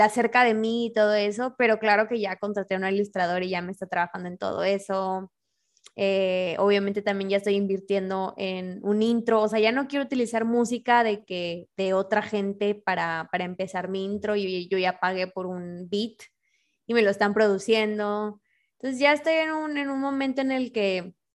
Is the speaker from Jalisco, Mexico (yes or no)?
no; Monterrey, Nuevo León, Mexico; moved away; also born or lived in Torreón; Yo soy de Monterrey, pero en ese tiempo yo vivía